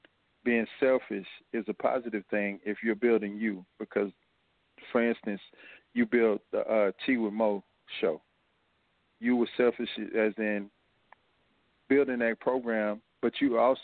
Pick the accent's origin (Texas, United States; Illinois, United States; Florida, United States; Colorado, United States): Texas, United States; Fort Worth; now in Houston, United States; I come from Fort Worth and Como, which is the same as you would have here in Houston